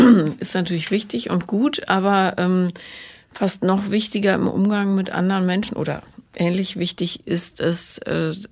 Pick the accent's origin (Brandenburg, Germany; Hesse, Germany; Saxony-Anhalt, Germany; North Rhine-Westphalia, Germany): North Rhine-Westphalia, Germany; near Aachen; accent: Rhenish; aus der Nähe von Aachen.